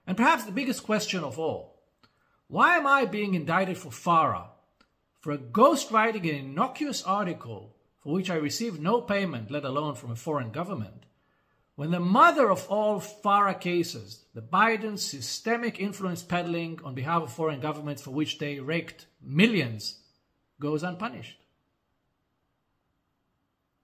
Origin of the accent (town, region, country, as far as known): Israel